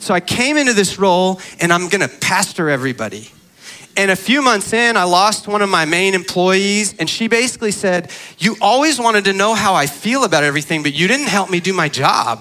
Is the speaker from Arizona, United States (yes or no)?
yes; Arizona, United States; I grew up in Arizona